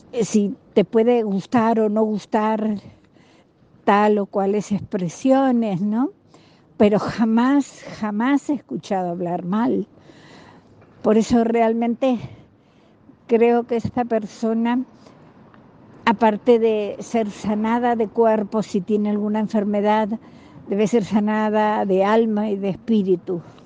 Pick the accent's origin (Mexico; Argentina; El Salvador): Argentina; moved away as an adult; also born or lived in Buenos Aires, Argentina; now in Spain; Soy argentina